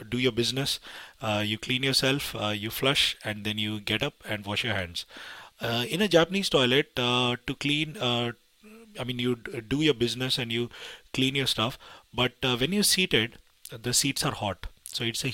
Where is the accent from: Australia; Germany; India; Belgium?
India; I come from India